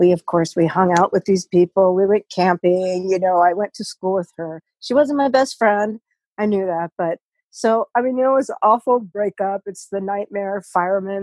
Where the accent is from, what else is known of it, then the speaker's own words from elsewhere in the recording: Solvang, California, United States; moved away as an adult; I'm from Solvang, California, born and reared there